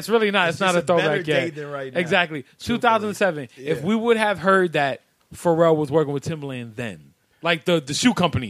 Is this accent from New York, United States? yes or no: yes; New York, United States; I grew up in Carver Project.